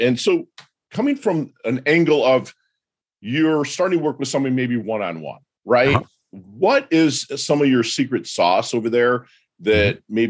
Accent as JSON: {"language": "English", "town": "Detroit", "region": "Michigan", "country": "United States", "said": "So I, believe it or not, I'm from Detroit, but I was raised Southern Baptist because my whole family were sharecroppers from Alabama."}